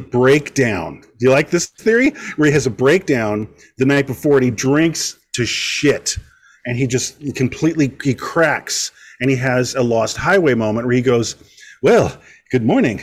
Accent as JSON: {"language": "English", "area": "Westchester", "region": "New York", "country": "United States", "tie": "born or raised there", "said": "I grew up in Westchester, and it's very similar to this area, Connecticut"}